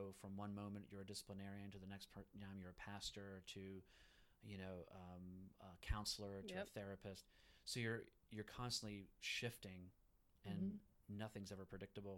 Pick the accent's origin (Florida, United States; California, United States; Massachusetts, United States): Florida, United States; first language Spanish; English is a second language; also born or lived in Puerto Rico; now in Western North Carolina, United States; I was born in Puerto Rico, raised in Florida, and my first language was Spanish